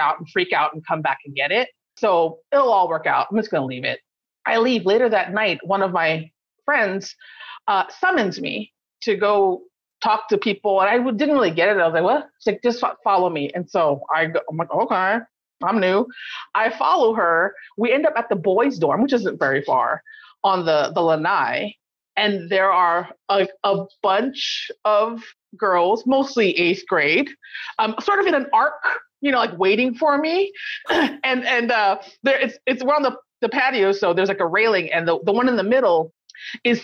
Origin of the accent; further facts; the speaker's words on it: Kauai, Hawaii, United States; where I'm from Kauai